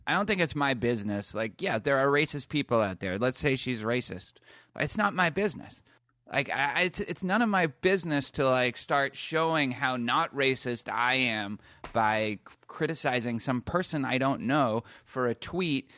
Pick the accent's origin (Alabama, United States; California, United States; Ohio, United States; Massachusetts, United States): Massachusetts, United States; Boston; I'm from Boston